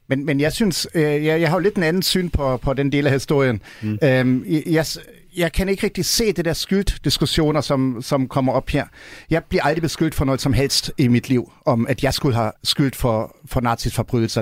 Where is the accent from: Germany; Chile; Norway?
Germany; now in Denmark; vi som tysker